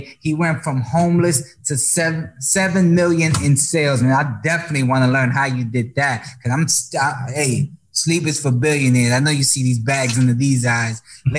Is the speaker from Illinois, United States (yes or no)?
no; New York, United States; Pero yo nací en Nueva York, in the Bronx.